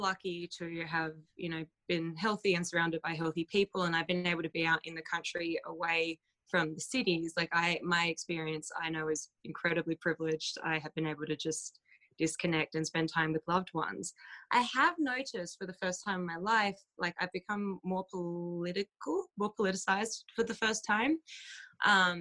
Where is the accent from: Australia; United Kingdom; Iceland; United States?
Australia; moved away; I'm from Australia